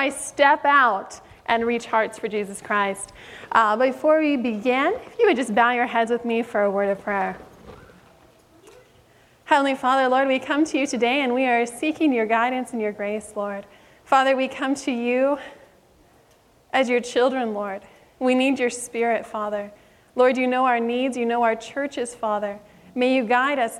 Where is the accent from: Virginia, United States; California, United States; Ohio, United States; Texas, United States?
California, United States; Sacramento; I am from Sacramento, California area, born, raised, and stuck